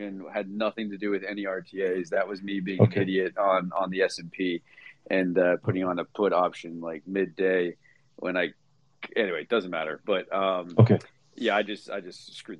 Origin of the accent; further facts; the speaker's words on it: Toronto, Ontario, Canada; now in United States; I'm a Canadian boy, so I was born in Toronto. I'm American now